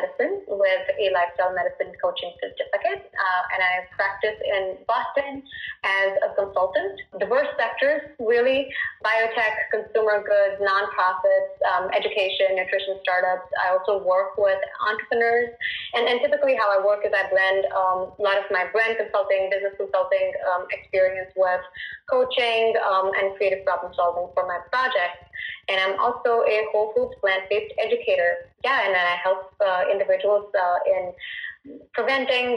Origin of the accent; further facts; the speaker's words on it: India; I was born and raised in India